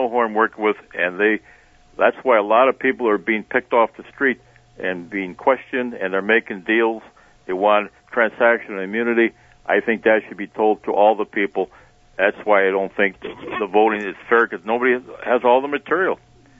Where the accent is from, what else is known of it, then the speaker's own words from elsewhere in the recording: United States; I can't support either one because I'm an American first.